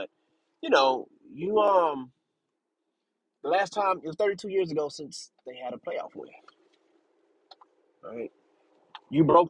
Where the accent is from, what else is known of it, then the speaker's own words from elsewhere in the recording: Texas, United States; hey, man, I'm a Texan.